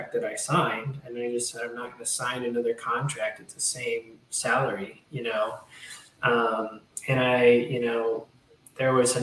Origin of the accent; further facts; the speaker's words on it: Hot Springs, Arkansas, United States; moved away as an adult; I went to my hometown of Hot Springs, Arkansas